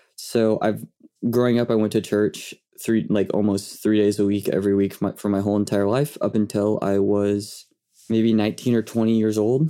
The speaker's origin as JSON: {"language": "English", "town": "Yukon", "region": "Oklahoma", "country": "United States", "tie": "born or raised there", "also_born_or_lived": "Bethany, Oklahoma", "said": "I grew up in, uh, in Yukon."}